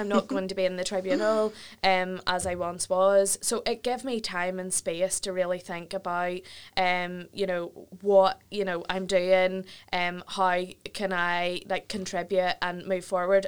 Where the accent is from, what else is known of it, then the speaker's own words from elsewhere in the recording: Ballymena, Northern Ireland, United Kingdom; I'm from Ballymena direction